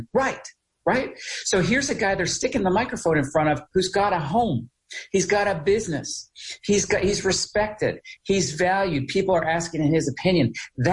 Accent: United States; also born or lived in Charleston, West Virginia; growing up on the Virginia, West Virginia border

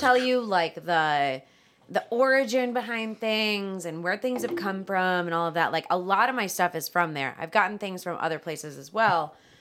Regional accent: Strongsville, Ohio, United States; I grew up in Strongsville

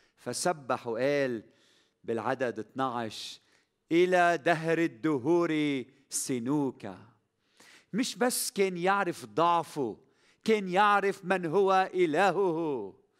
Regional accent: Lebanon; بلدنا لبنان

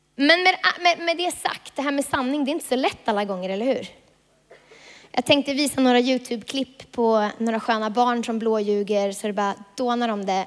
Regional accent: Vilhelmina, Västerbotten County, Sweden; moved away; jag kommer från Vilhelmina

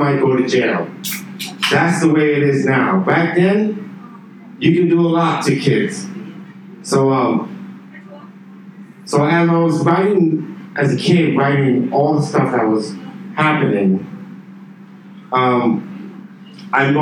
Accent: New York City, New York, United States; now in Beijing, China; I grew up in New York City. That's where I'm from, New York

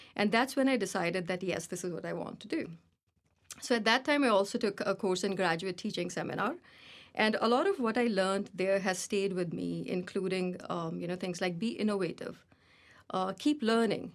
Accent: India; moved away as an adult; also born or lived in Trinidad and Tobago; I was born in India, and in my preteen years, my family moved to the Caribbean, uh, for a few years, and we lived in Trinidad.

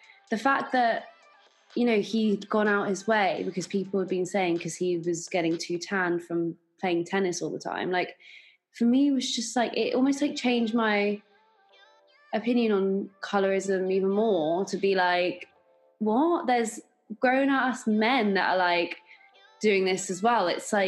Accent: London, United Kingdom; growing up in London, there's so many different nationalities. I've grown up with predominantly English in the beginning

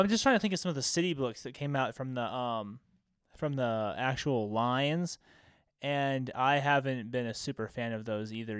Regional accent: American Southwest, United States; we're guys from the American Southwest

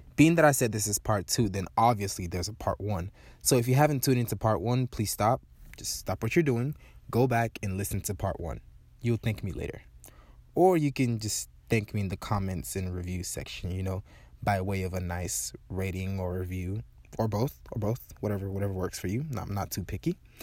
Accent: Nigeria; now in Georgia, United States; So, you know we are, we are Nigerians. I'm a Nigerian.

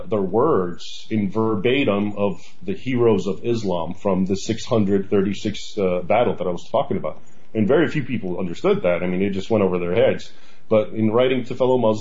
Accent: United States; I was born here actually in the United States, but my parents came here from Egypt

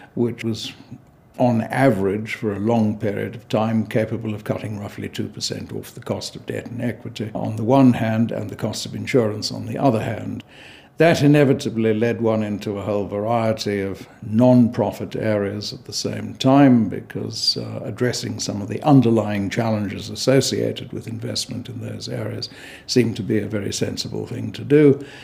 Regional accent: South Africa; I'm South African by origin

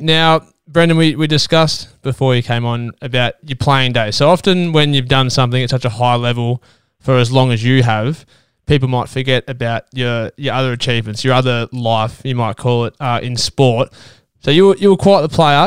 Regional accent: Ballarat, Victoria, Australia; as a kid growing up in Ballarat

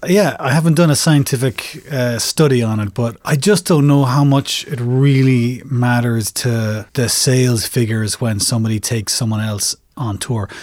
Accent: Ireland; as an Irish person

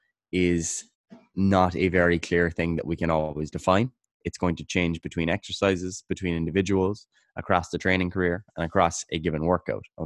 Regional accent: Kerry, Munster, Ireland; I'm from Kerry in Ireland

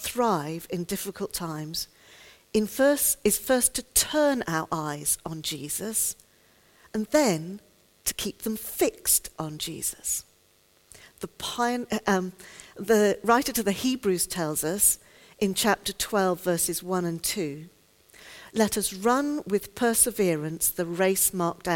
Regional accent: United Kingdom; I'm a Brit

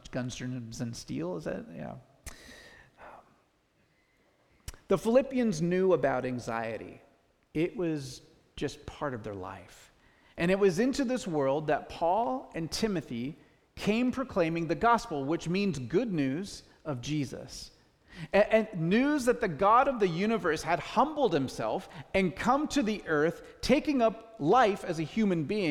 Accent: United States; as American people

